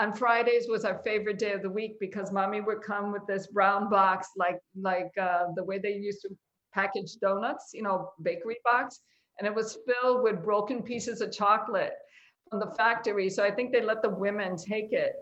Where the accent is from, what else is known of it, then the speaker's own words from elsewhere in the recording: Chicago, Illinois, United States; I am a Humble Park girl at heart. You can't take the Humble Park out of me, and I don't want